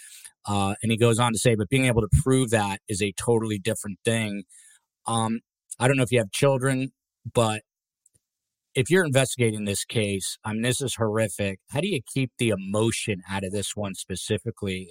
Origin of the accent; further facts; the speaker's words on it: New Jersey, United States; accent: Jersey; New Jersey, my home state